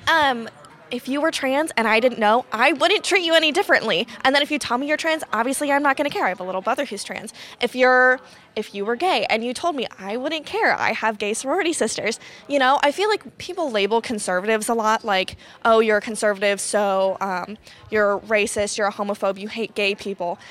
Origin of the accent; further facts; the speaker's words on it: Columbus, Ohio, United States; I'm from Columbus, which is super L G B T friendly